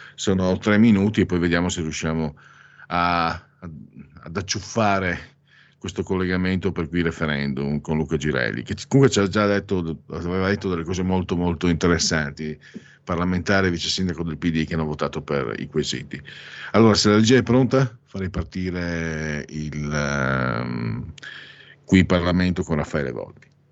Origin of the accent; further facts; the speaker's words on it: Veneto, Italy; io sono mezzo veneziano ma di campagna, quindi non sono veneziano